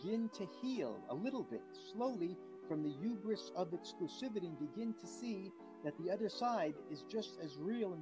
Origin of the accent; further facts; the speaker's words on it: New York, United States; moved away as an adult; now in West Bank; I was born in New York. I wasn't born in Israel. When I was 18, I picked up my two bags and I made Aliyah.